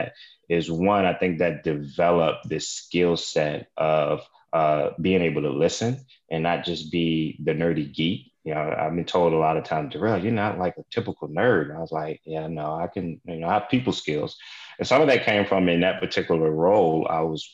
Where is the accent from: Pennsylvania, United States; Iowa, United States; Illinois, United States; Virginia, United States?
Virginia, United States; Richmond; I grew up in Richmond, Virginia